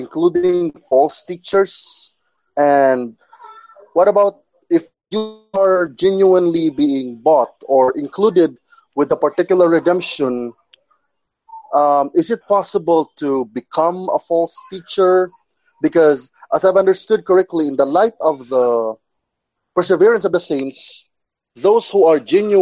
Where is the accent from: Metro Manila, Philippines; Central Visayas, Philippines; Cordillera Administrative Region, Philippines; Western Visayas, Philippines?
Central Visayas, Philippines; Cebu City; I'm from Cebu, Philippines